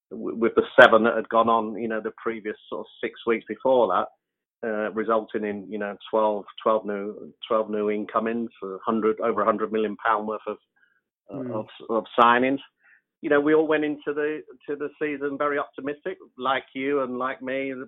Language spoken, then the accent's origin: English; London, United Kingdom; my hometown club